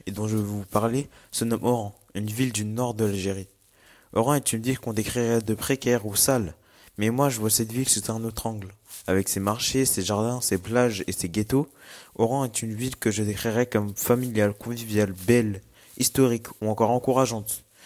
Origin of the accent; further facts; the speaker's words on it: Morocco; also born or lived in Paris, France; j'ai toujours vécu au Maroc